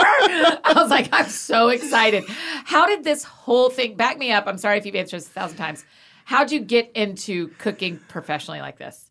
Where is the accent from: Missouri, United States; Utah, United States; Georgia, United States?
Georgia, United States; also born or lived in Scotland; I grew up in Georgia.